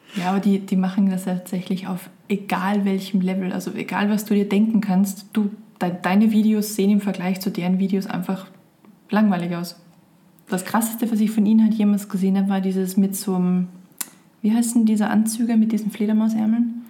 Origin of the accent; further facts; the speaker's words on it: Austria; ich bin Österreicher